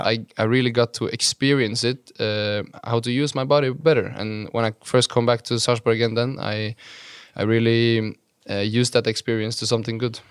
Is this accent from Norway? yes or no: yes; Halden, Viken, Norway; moved away; it's been a nice place to grow up